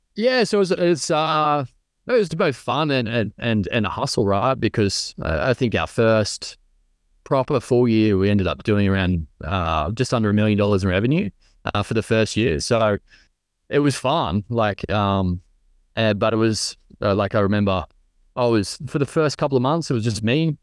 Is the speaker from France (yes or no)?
no; Central Coast, New South Wales, Australia; growing up on the Central Coast, uh, New South Wales